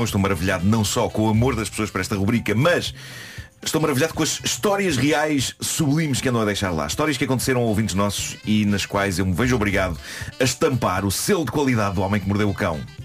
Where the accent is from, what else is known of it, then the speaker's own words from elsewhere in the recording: Lisbon, Portugal; eu sou de Lisboa